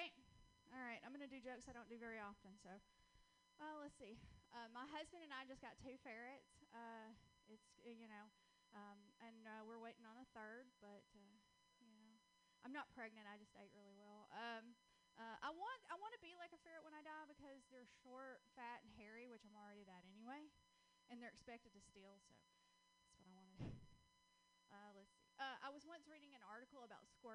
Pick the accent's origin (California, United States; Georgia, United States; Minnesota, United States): Georgia, United States; accent: Southern (Georgia); moved away; I'm originally from Georgia. That's where I get this wonderful little accent from. I can't seem to get rid